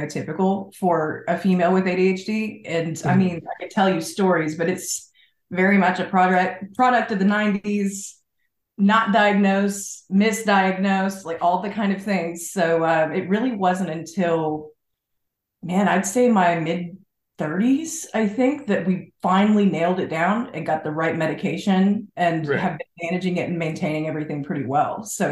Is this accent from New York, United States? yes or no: no; Fayetteville, Arkansas, United States; now in Little Rock, United States; I was born and raised in Arkansas, about 3 hours north of here in Fayetteville.